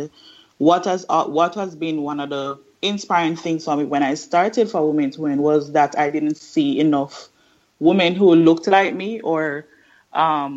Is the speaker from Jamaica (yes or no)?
yes; Jamaica; I'm from Jamaica